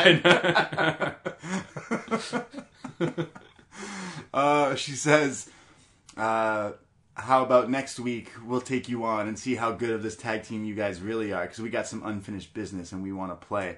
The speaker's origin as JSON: {"language": "English", "country": "Canada", "said": "We're Canadian"}